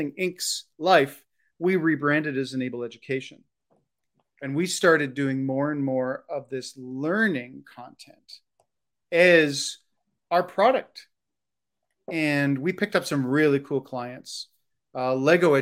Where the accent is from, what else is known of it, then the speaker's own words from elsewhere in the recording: Canada; also born or lived in Ontario; I'm Canadian. I live in the province of Ontario